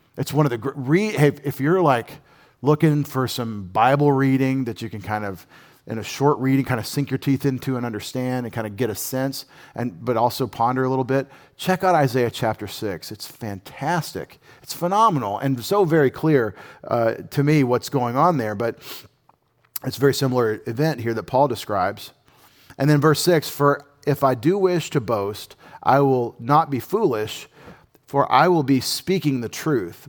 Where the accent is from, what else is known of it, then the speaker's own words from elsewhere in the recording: United States; as an American patriot